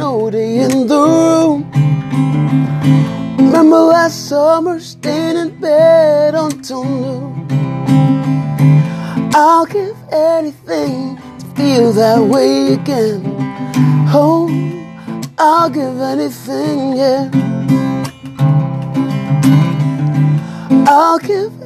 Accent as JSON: {"language": "English", "country": "Nigeria", "tie": "born or raised there", "moved": "yes", "said": "I was born in Nigeria"}